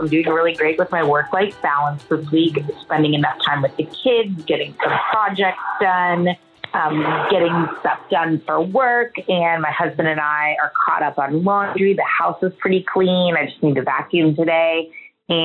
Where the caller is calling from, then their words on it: Talking Rock, Georgia, United States; I'm calling from Talking Rock, Georgia.